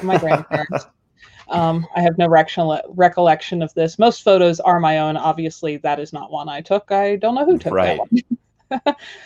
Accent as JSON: {"language": "English", "region": "Pennsylvania", "country": "United States", "tie": "born or raised there", "moved": "yes", "lives_now": "Wyoming, United States", "said": "I grew up in Pennsylvania in kind of Amish farm country."}